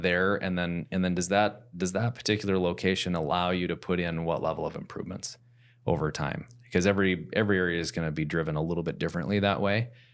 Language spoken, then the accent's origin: English; Plymouth, Minnesota, United States; I grew up in South Plymouth and our average lot size was a half acre.